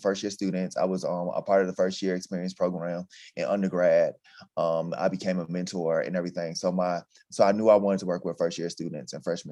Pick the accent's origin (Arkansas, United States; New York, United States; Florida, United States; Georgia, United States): Georgia, United States; Atlanta; moved away as an adult; also born or lived in Texas; now in Nevada, United States; I'm from Atlanta, Georgia.